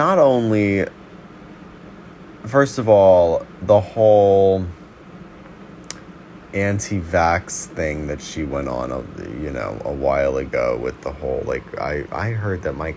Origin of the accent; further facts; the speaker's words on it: New York City, New York, United States; I'm also from Brooklyn, New York